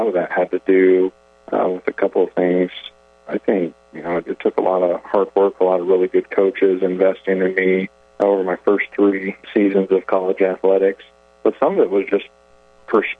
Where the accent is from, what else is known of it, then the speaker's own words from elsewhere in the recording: Idaho, United States; moved away as an adult; now in Murray, Kentucky, United States; I was actually born and raised in Idaho. Grew up out west